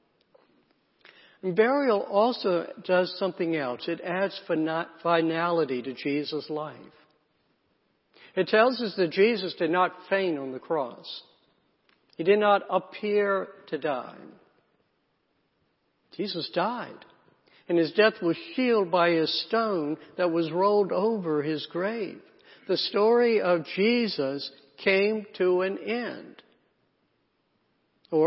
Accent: South Carolina, United States; I grew up in the South, in South Carolina, in a small town.

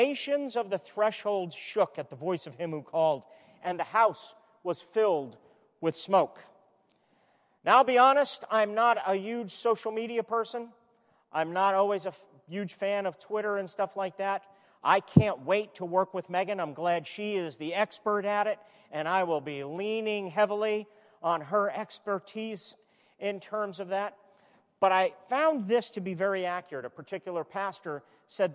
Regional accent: New York City, New York, United States; I was born in Brooklyn

